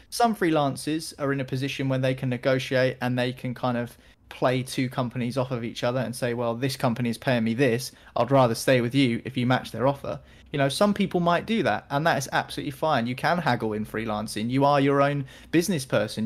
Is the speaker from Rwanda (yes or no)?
no; United Kingdom; I'm a British guy